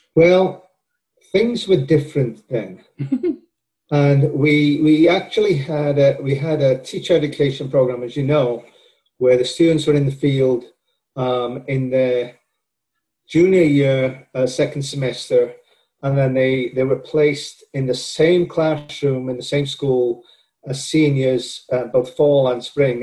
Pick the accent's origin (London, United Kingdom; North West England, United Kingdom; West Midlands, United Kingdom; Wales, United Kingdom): Wales, United Kingdom; moved away as an adult; also born or lived in Wisconsin / Georgia; now in Florida, United States; I am from Wales and my uh, undergraduate work at the University of Wales